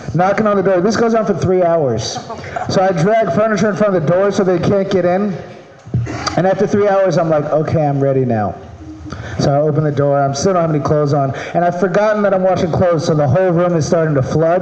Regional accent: Maryland, United States; moved away; I'm from Maryland.

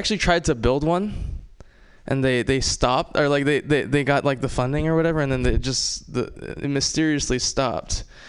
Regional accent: Hawaii, United States; moved away; I'm from Hawaii. Love Hawaii. Love growing up in Hawaii

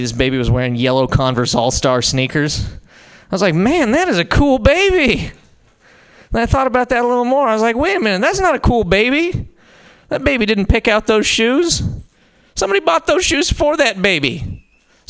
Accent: Montana, United States; I'm from Montana

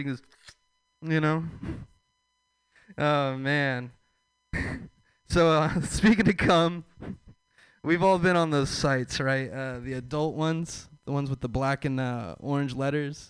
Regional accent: Texas, United States; I'm from the South. I'm from Texas, the Bible Belt

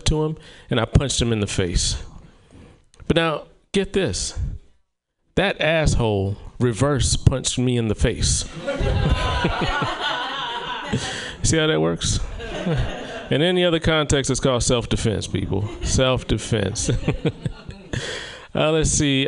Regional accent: the South, United States; now in Oregon, United States; I'm from the South

